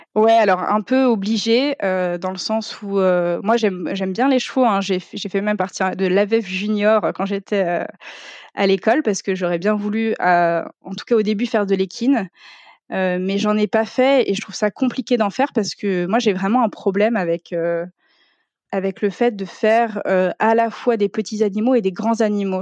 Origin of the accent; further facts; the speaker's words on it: Ardennes, Grand Est, France; moved away as an adult; also born or lived in Reims / Paris; moi je viens de l'Est